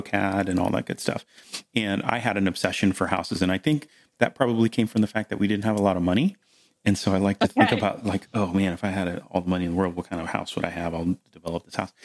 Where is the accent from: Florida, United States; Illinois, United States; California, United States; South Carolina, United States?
Florida, United States; Melbourne; I grew up in Melbourne, Florida, here where I am now